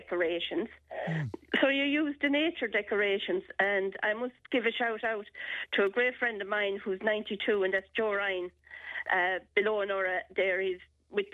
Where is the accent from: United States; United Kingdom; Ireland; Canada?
Ireland; our house when we were growing up in Blownora